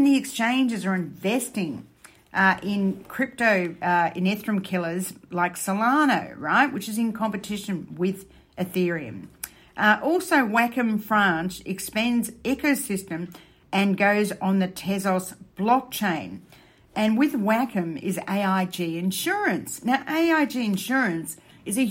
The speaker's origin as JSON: {"language": "English", "country": "Australia", "said": "I'm Australian"}